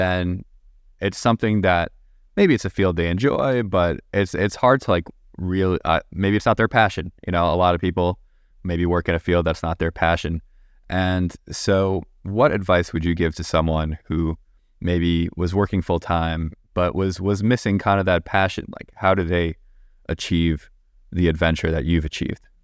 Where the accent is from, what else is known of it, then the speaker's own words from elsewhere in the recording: Long Island, New York, United States; I am from Long Island